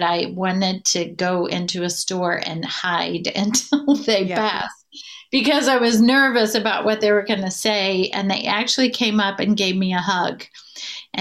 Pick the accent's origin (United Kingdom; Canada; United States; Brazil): United States; Southern Indiana; I'm from Southern Indiana, the big city of Ligoti, Indiana, with about 2,000 people